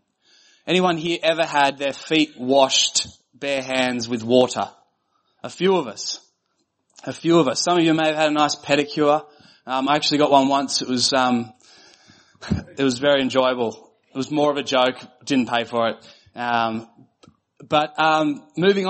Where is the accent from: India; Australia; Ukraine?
Australia; I was from Australia. I was the only Australian.